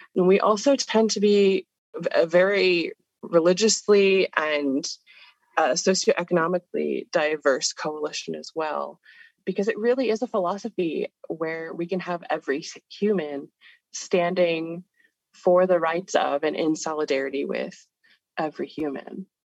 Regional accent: California, United States; moved away as an adult; now in Pittsburgh, United States; I was born and raised in California

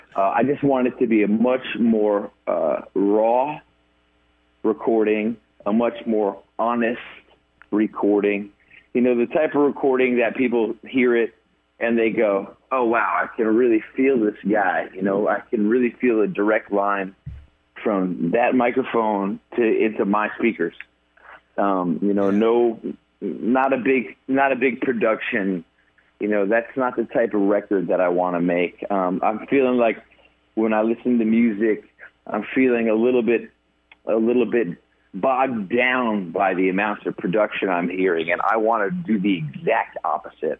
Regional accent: New York, United States; now in Nashville, United States; I'm a New Yorker

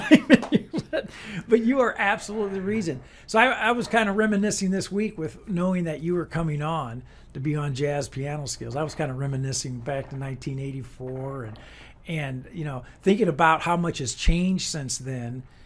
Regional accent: Rock Island, Illinois, United States; I grew up in Rock Island, Illinois

